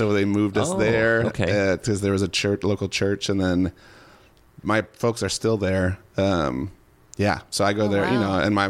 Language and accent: English; Hopkins, Minnesota, United States; I grew up in, I'm a Minnesotan, born and raised. I grew up in Hopkins, which is a little western suburb.